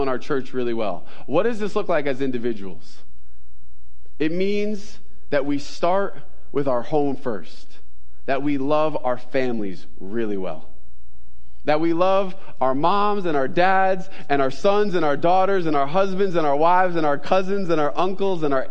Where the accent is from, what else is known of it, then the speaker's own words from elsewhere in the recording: New York, United States; I'm a New Yorker. I'm Italian